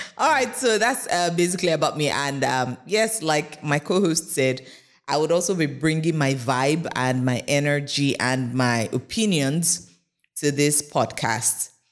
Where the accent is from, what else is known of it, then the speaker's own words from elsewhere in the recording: Lagos, Nigeria; I grew up in Yaba